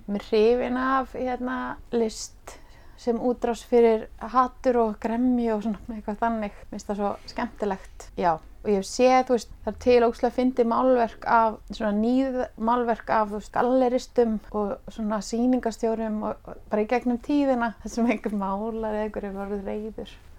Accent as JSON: {"language": "Icelandic", "town": "Reykjavík", "region": "Capital Region", "country": "Iceland", "tie": "born or raised there", "said": "Ég ólstu upp í hérna bregðaldi, mm. í efra bregðaldi"}